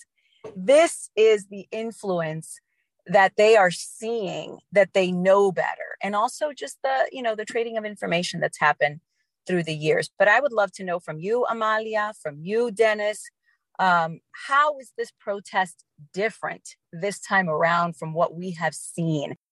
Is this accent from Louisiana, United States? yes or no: yes; New Orleans, Louisiana, United States; I grew up in New Orleans.